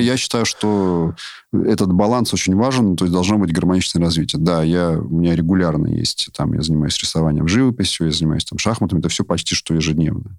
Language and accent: Russian; Moscow, Russia; я сам москвич